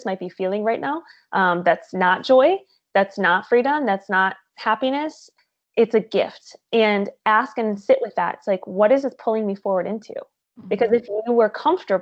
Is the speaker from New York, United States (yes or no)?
no; Michigan, United States; moved away as an adult; also born or lived in Tampa, Florida; now in California, United States; I am originally from Michigan.